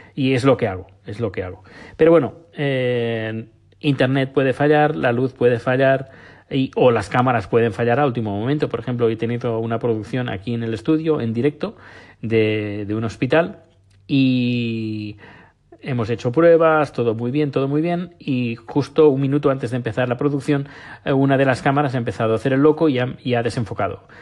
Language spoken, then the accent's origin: Spanish; Barcelona, Catalonia, Spain; moved away as an adult; now in Sweden; yo soy de Barcelona.